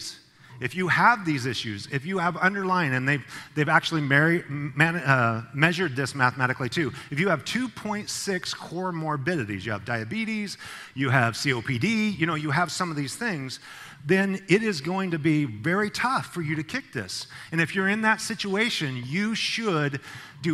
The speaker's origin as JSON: {"language": "English", "region": "Idaho", "country": "United States", "moved": "as an adult", "lives_now": "California, United States", "said": "I'm from Idaho. When I was coming to California, all the taillights were going to Idaho, right, where I'm from"}